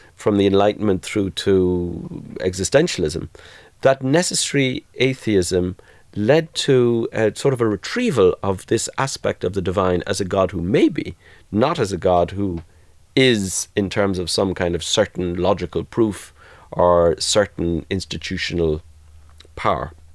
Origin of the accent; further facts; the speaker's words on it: Ireland; also born or lived in Limerick; now in Boston, United States; growing up in Southern Catholic majority Ireland.